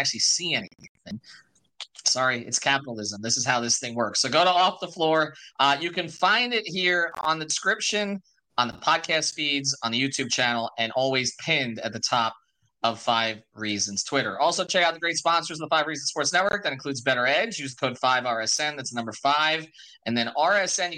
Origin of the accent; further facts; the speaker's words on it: New York, United States; moved away as an adult; also born or lived in Miami, Florida; now in Florida, United States; I grew up in New York